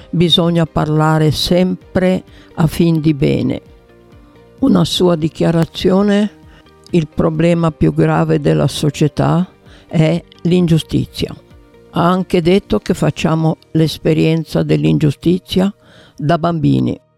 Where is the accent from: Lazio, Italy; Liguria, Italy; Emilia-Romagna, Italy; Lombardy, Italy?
Liguria, Italy; Genoa; sono una comunista genovese